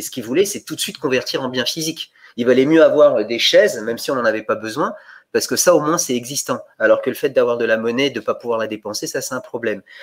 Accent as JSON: {"language": "French", "country": "Bulgaria", "tie": "born or raised there", "moved": "yes", "said": "je suis né en Bulgarie."}